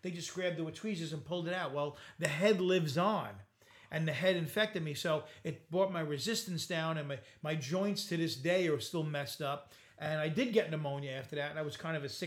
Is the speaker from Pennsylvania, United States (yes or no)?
no; Bay Shore, New York, United States; I grew up in Bayshore